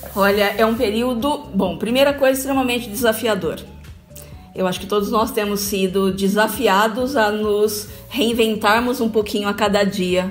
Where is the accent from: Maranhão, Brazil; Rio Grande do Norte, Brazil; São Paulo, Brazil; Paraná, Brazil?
São Paulo, Brazil; Bauru; moved away as an adult; now in Taboão da Serra, Brazil; eu sou de Bauru, gente. Eu sou, eu sou de Bauru, moro aqui, moro em São Paulo, já tem. Nossa, vivo mais aqui do que aí. Eu vim para cá com 18 anos.